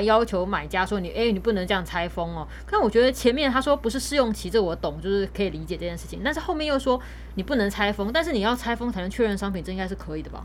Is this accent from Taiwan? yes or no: yes; Taiwan; 我们台湾这边的买方